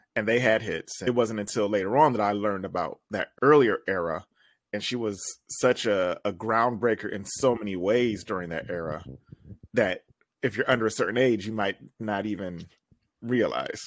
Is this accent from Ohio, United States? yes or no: yes; Toledo, Ohio, United States; born or raised there